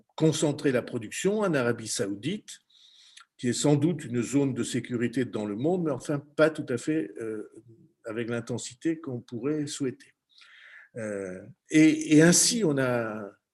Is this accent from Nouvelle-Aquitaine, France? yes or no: yes; Béarn, Nouvelle-Aquitaine, France; chez nous en Béarn, dans les Pyrénées